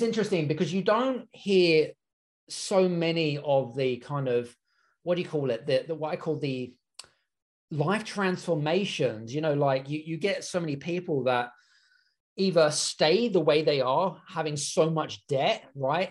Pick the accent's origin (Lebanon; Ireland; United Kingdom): United Kingdom; being British myself